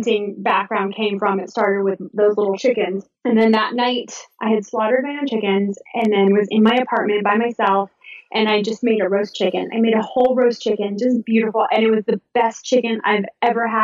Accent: Southern California, United States; moved away as an adult; also born or lived in Georgia; I'm from Southern California

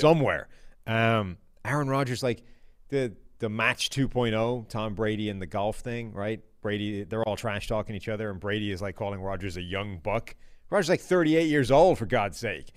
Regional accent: Ireland; I'm Irish

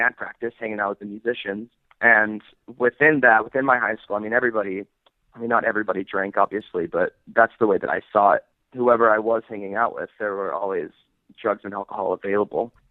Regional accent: Salt Lake City, Utah, United States; I'm from Salt Lake City, Utah. Growing up here was kind of interesting.

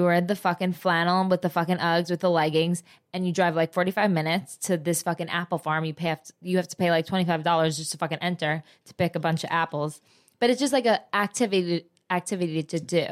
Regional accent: New Jersey, United States; moved away; I'm from Jersey

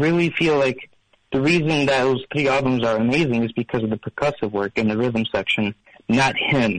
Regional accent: Illinois, United States; I'm from Illinois

